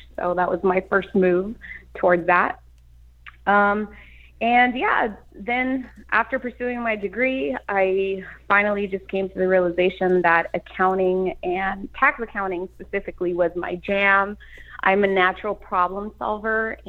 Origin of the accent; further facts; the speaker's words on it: Los Angeles, California, United States; I grew up in East Los Angeles, Boyle Heights, then moved further inland